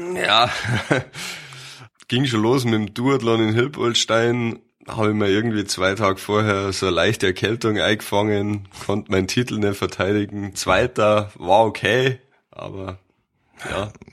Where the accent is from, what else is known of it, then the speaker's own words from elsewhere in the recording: Mammendorf, Bavaria, Germany; Also ich bin aufgewachsen in Mammendorf, das ist im Landkreis Fürstenfeldbruck